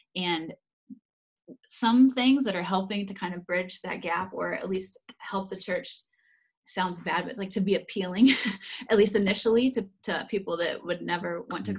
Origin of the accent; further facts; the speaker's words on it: United States; moved away as an adult; also born or lived in Indiana / Netherlands; now in Hungary; Dan and I grew up in America